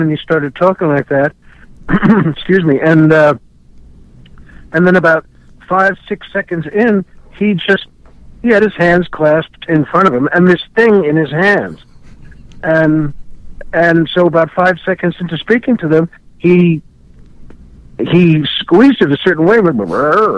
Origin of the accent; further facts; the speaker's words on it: New York, United States; I grew up in New York and was born in New York